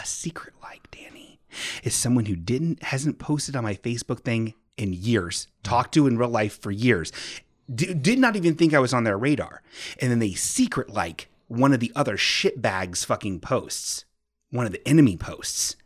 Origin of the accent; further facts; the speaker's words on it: Bellbrook, Ohio, United States; My hometown, Bellbrook